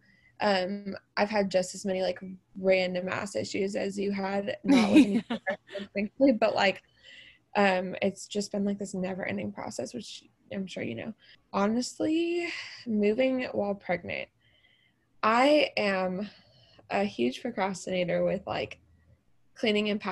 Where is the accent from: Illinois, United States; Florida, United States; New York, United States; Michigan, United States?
Florida, United States; Tampa; moved away as an adult; also born or lived in Orlando, Florida; now in Nashville, United States; I am originally from Tampa, Florida. I live in Nashville